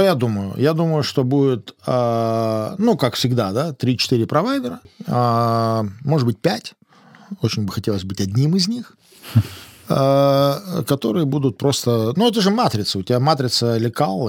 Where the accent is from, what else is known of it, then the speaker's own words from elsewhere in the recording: Lithuania; moved away; я родился в Советском Союзе, в Литве